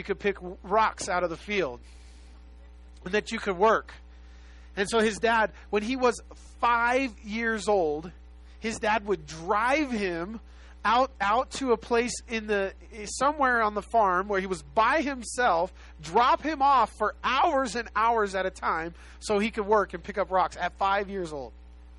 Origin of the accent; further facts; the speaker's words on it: Los Angeles, California, United States; I was born and raised in South Central Los Angeles, just a little south of South Central Los Angeles